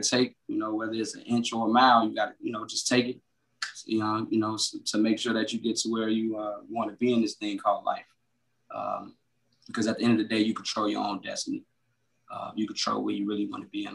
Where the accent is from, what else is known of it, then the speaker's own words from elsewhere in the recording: Chicago, Illinois, United States; also born or lived in Ohio; I originally was born in Ohio. I was raised in Chicago